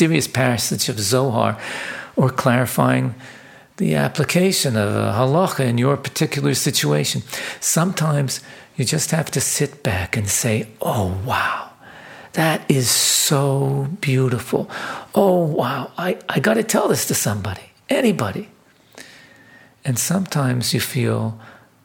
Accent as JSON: {"language": "English", "town": "Vancouver", "region": "British Columbia", "country": "Canada", "tie": "born or raised there", "said": "my hometown of Vancouver"}